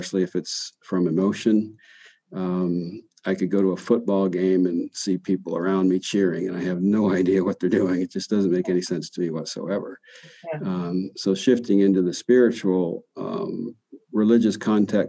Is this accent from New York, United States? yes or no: yes; Adirondacks, northern New York, United States; now in Tulsa, United States; I grew up in the smack in the middle of the largest tract protected east of the Mississippi. It's called Adirondack State Park in northern New York